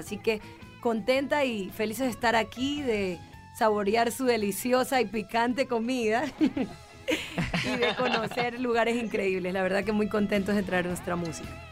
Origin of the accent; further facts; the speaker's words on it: Guayaquil, Guayas, Ecuador; Nosotros venimos desde Guayaquil, que es el puerto principal, pero tengo raíces de la parte de la sierra